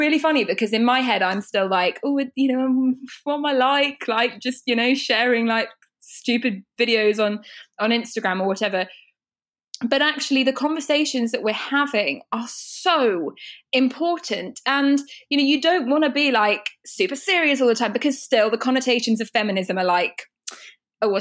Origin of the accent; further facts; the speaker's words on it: United Kingdom; I know we're British